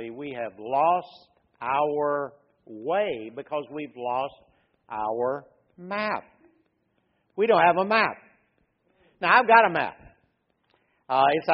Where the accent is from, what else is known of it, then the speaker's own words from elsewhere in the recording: Louisiana, United States; I was raised in Louisiana.